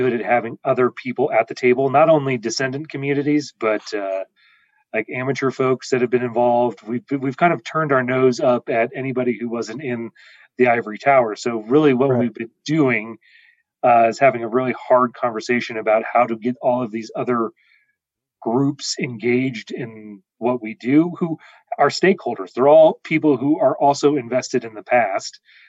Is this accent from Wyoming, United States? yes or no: yes; Wyoming, United States; moved away as an adult; now in Alpine, United States; I'm originally from Wyoming, and I did my master's and my bachelor's at the University of Wyoming.